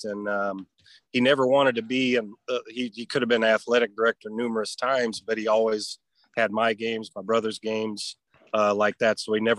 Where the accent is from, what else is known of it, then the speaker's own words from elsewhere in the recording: Harlan, Iowa, United States; moved away as an adult; also born or lived in Terre Haute, Indiana; as much as I'm from Iowa. I got to take pride in that.